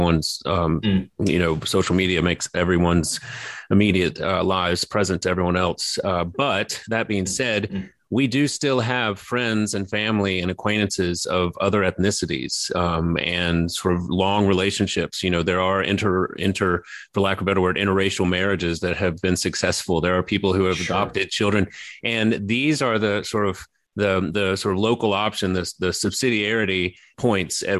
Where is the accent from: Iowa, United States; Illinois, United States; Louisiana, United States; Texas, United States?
Louisiana, United States; Baton Rouge; born or raised there